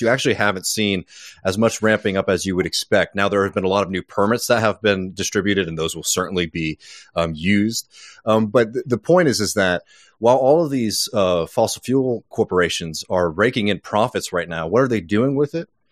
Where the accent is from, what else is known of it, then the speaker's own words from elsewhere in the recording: the South, United States; I grew up poor in the South. I live in a working class neighborhood in my hometown now